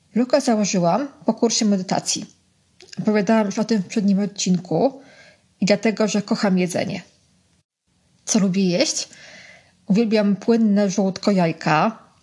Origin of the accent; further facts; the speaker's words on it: Warsaw, Masovian Voivodeship, Poland; Jestem z Ochoty, czyli stolicy Wietnamu na wychodztwie